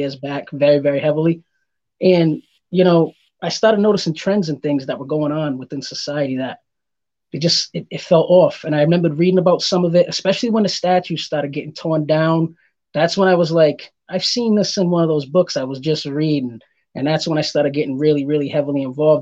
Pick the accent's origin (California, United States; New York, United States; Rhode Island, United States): Rhode Island, United States; Providence; moved away; also born or lived in Massachusetts; originally I'm from uh, Providence, Rhode Island. I've lived in Massachusetts too.